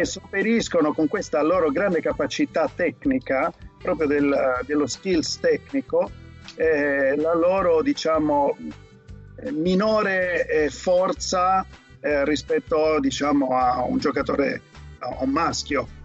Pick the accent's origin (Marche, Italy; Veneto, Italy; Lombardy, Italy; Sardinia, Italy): Sardinia, Italy; Cagliari; moved away as an adult; now in Italy (north, Martesana area); io sono, sono, nato a Cagliari e Cagliari è, per l'hockey è un po' una, c'è una tradizione grandissima, tant'è che c'è una squadra che si chiama Lansicora che è quella dove io ho mosso i primi, i primi passi